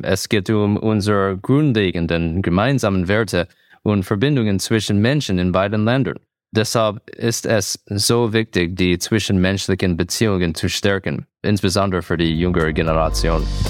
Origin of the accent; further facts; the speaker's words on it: New Jersey, United States; German is a second language; moved away as an adult; also born or lived in New York City; now in Leipzig, Germany; ich bin in New York City geboren und in New Jersey aufgewachsen